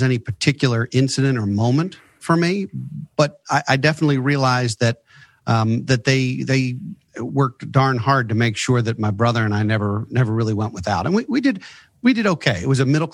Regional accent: Baltimore, Maryland, United States; also born or lived in Philadelphia; I'm a Baltimore native

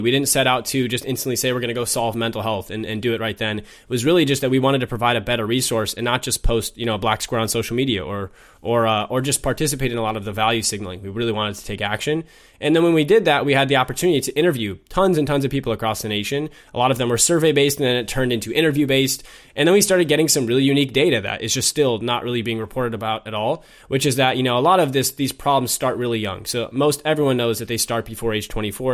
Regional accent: Minnesota, United States; moved away as an adult; also born or lived in London; I was born and raised in Minnesota

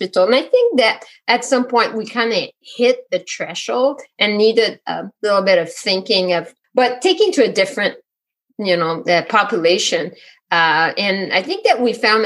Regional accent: Quebec, Canada; now in Vermont, United States; I'm not from France. I'm from Quebec.

